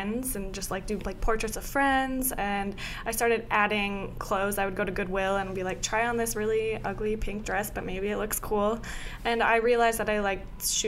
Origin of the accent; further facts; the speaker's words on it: Fargo, North Dakota, United States; now in New York, United States; I'm from Fargo, North Dakota